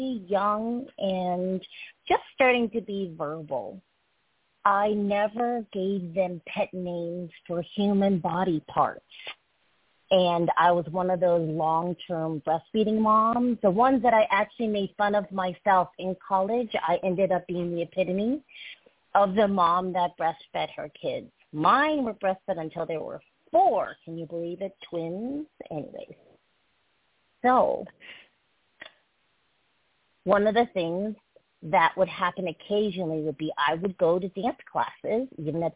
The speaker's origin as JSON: {"language": "English", "town": "Brookline", "region": "Massachusetts", "country": "United States", "tie": "born or raised there", "second_language": "English", "said": "I grew up in Brookline, Massachusetts"}